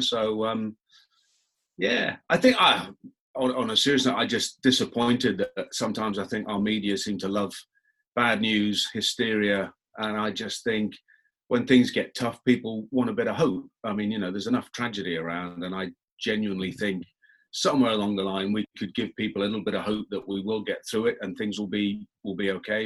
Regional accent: England, United Kingdom; I'm very English

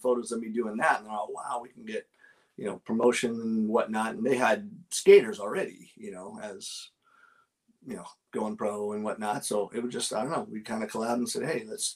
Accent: Los Angeles, California, United States; I grew up in Southern Cal, even though I snowboarded all over the place

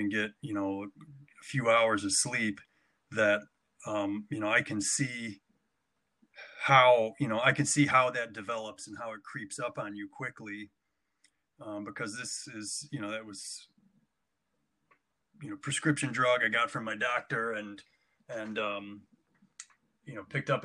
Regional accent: Fairport, New York, United States; growing up in Fairport was great

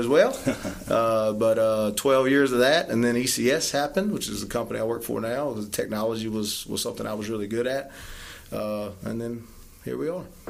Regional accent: Bunkie, Louisiana, United States; I was raised in Bunkie.

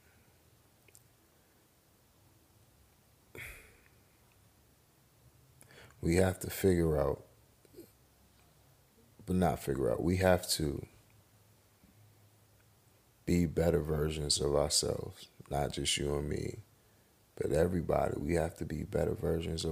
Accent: United States; even though I'm black, I'm still an American

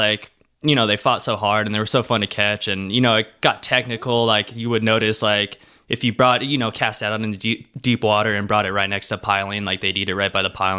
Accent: Torrance, California, United States; also born or lived in San Pedro, California / Redondo Beach, California; I grew up in Torrance. Well, San Pedro for till I was maybe like 10.

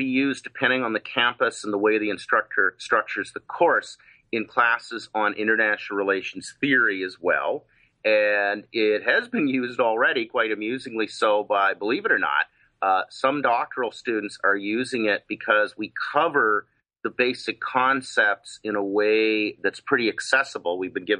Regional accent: Canada; now in Los Angeles, United States; And parenthetically, I am Canadian and have a sustained interest in that, even though I'm now an expat.

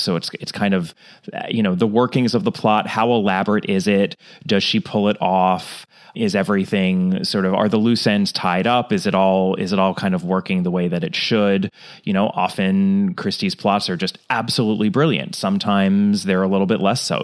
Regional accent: United States; as an American

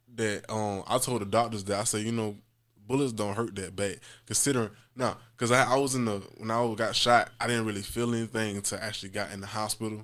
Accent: Jacksonville, Florida, United States; I'm from Jackson, Florida, um, and throughout kinda Moncrief on the north side of Jackson. So, growing up over there

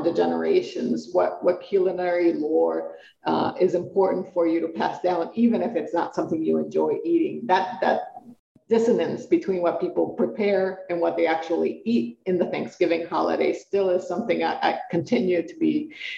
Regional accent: Puerto Rico; first language Spanish; English is a second language; now in Colorado, United States; because I'm Puerto Rican, I'm a migrant. And I moved from Puerto Rico to the United States, but Puerto Rico is a territory of the United States. But I grew up speaking Spanish. I grew up in a tropical climate.

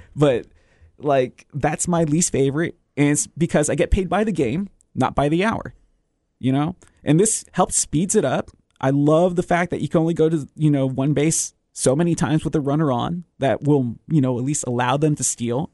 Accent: Texas, United States; moved away; I'm from Texas

